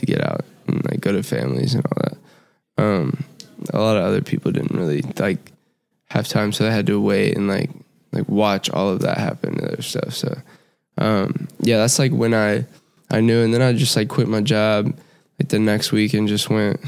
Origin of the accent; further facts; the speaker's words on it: Houston, Texas, United States; I'm from Houston, Texas